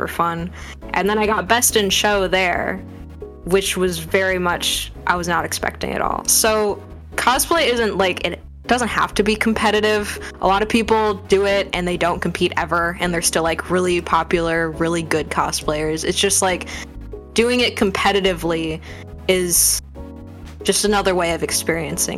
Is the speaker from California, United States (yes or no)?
no; Michigan, United States; I'm from Michigan, which has a lot of lakes around it, the Great Lake State.